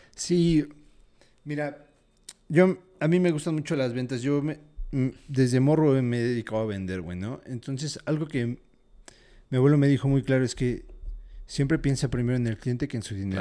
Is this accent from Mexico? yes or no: yes; Mexico; soy mexicano